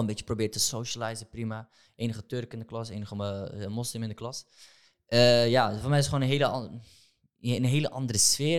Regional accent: Amsterdam, North Holland, Netherlands; ik ben opgegroeid in Amsterdam-West.

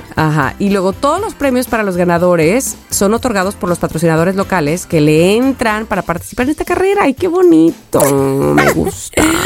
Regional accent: Veracruz, Mexico; moved away; also born or lived in Xalapa, Veracruz; Jalapa, Veracruz, la capital de mi estado

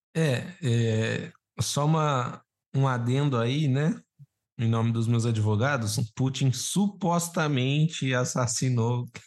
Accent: Brazil; eu como brasileiro

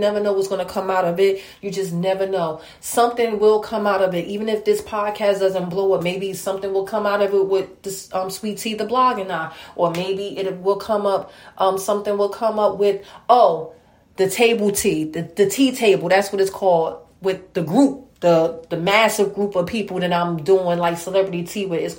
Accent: New Jersey, United States; I'm from New Jersey

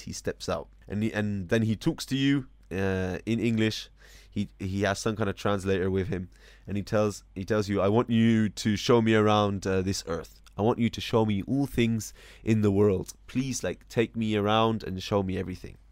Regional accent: United States; moved away; I'm still an American

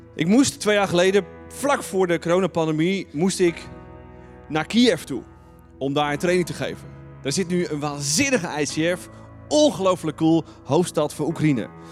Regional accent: Netherlands; wij Nederlanders

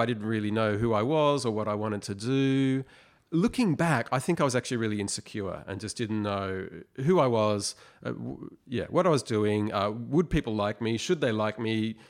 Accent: Sydney, New South Wales, Australia; moved away as an adult; now in Melbourne, Australia; I was born in Sydney, but we moved to Melbourne. We moved back to Sydney. Now I'm back in Melbourne.

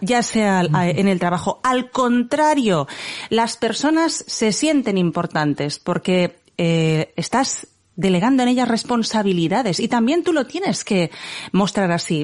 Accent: Barcelona, Catalonia, Spain; somos de Barcelona

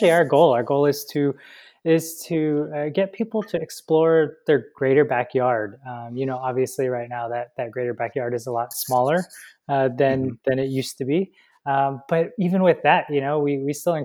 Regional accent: Atlanta, Georgia, United States; moved away as an adult; also born or lived in Los Angeles; We grew up in Atlanta, and we initially left Atlanta in 2013 to move to LA.

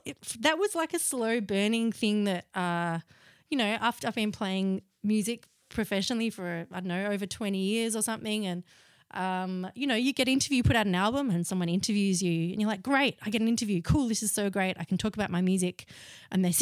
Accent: Melbourne, Victoria, Australia; I grew up in West Brunswick before it was the chic suburb it is now.

